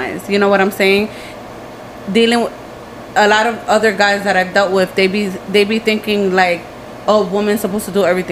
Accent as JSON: {"language": "English", "town": "New York City", "region": "New York", "country": "United States", "also_born_or_lived": "Philadelphia, Pennsylvania", "said": "I'm from the Bronx"}